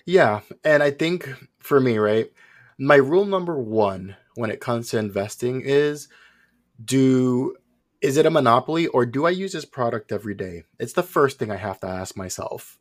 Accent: Puerto Rico; moved away as an adult; also born or lived in New York; originally, I was born in New York, moved to Puerto Rico when I was five.

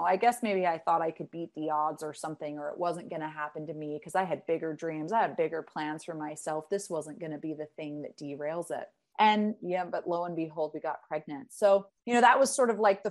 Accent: Salt Lake City, Utah, United States; I grew up in Salt Lake City, Utah, in a Mormon household

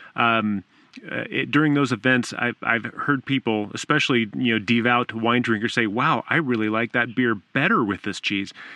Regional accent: Southern California, United States; I grew up in Southern California

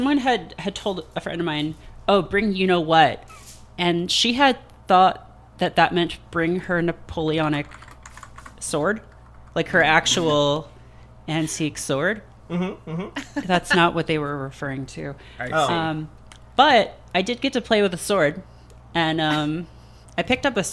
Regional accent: Canada; I'm from Canada means that I don't do Thanksgiving.

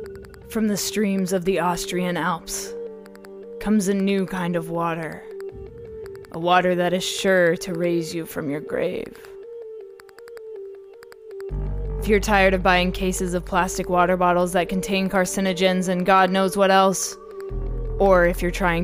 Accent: Abu Dhabi, United Arab Emirates; also born or lived in Dubai; I grew up partially in the Middle East in Abu Dhabi and Dubai.

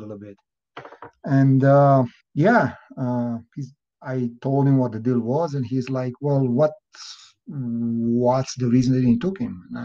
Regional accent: Transylvania, Romania; moved away as an adult; also born or lived in Miami; now in United States; I was born and raised in Romania. Transylvania, out of all places

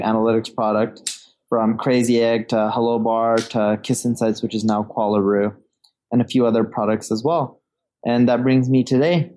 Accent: Orange County, California, United States; also born or lived in London; now in Seattle, United States; I was born in London. I grew up in Orange County. My parents decided to move to California, right? Orange County, California, when I was a little baby.

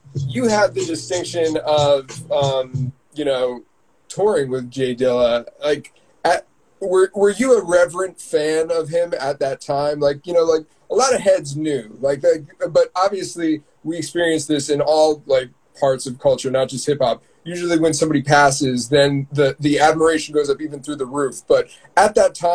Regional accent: East Coast, United States; moved away as an adult; now in Los Angeles, United States; I'm from the East Coast originally.

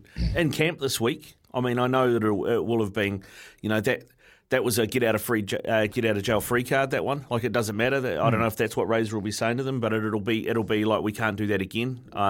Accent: Auckland, New Zealand; I grew up in Auckland as an Auckland fan in the 80s

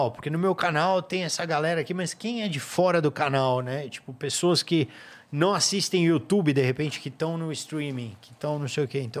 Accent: Brazil; eu entro falando inglês, só que eu, ah, eu falo que eu sou brasileiro, a galera entende, vai.

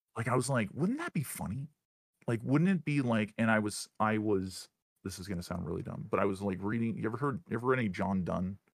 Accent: Northern Ontario, Canada; moved away as an adult; now in United States; grew up in Northern Ontario

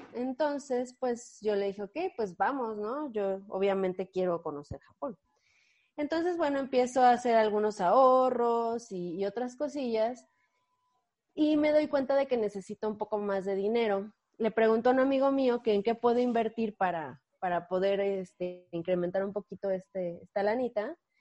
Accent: Mexico; en la Ciudad de México sí somos muchos eh, mexicanos, mexicanos eh, involucrados en, cripto

